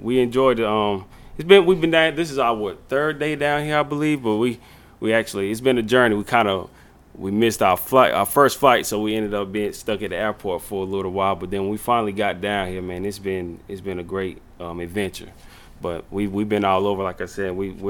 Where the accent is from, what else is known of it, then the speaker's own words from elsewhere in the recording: Jonesville, South Carolina, United States; Jonesville, South Carolina, my hometown.